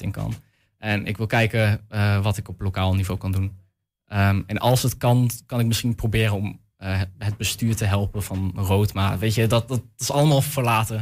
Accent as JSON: {"language": "Dutch", "town": "Almelo", "region": "Overijssel", "country": "Netherlands", "also_born_or_lived": "Hengelo / Enschede", "said": "ik kom uit Almelo en Hengelo."}